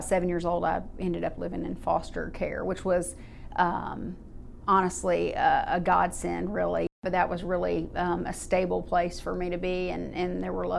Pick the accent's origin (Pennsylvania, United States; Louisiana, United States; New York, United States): Louisiana, United States; Baton Rouge; born there; I was born in Baton Rouge, Louisiana, and my mom was a single parent in the Army.